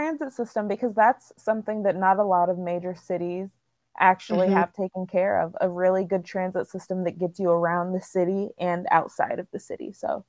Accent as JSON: {"language": "English", "town": "Seattle", "region": "Washington", "country": "United States", "said": "we're from Seattle and we're giving our perspectives as two Black women from Seattle."}